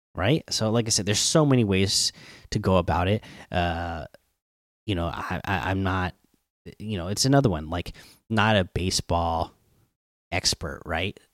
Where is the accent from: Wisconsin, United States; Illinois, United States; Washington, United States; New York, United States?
Washington, United States; Seattle; the teams from my hometown